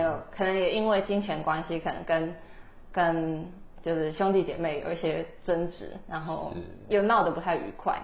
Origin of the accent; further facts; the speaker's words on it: Taiwan; moved away as an adult; now in Edinburgh, United Kingdom; 我们是台湾人